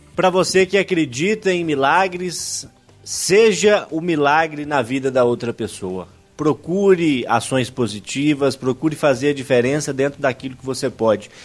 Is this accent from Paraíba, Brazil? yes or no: no; Urucânia, Minas Gerais, Brazil; sou de Urucânia, cidade ali na Zona da Mata, mais precisamente sou do distrito de Cardosos, tenho muito orgulho de ter nascido lá.